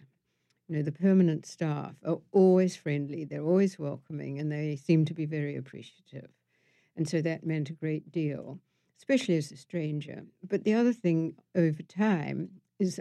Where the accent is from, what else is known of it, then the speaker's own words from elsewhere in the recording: Wellington, New Zealand; moved away as an adult; also born or lived in London; I grew up in Wellington, which is at the bottom of the North Island, and it's the capital of the country